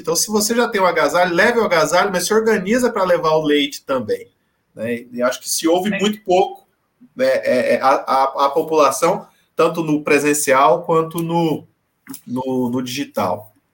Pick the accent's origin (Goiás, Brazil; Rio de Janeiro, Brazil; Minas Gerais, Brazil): Goiás, Brazil; Goiânia; now in São Paulo, Brazil; Goiás, eu, eu, eu nasci em Goiás, né? nasci em Goiânia mora em São Paulo há muitos anos